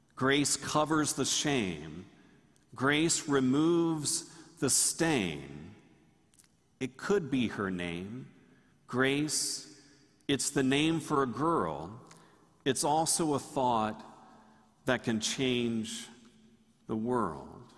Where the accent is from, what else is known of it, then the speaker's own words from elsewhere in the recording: Tallahassee, Florida, United States; When I grew up in Tallahassee, Tallahassee was much smaller